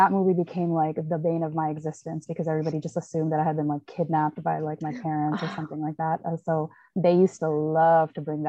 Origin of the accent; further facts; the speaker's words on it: Texas, United States; growing up in Texas, you know, being, you know, of South Asian descent